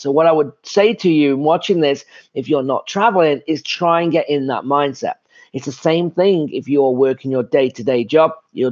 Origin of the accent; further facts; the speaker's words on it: England, United Kingdom; moved away as an adult; I'm from England.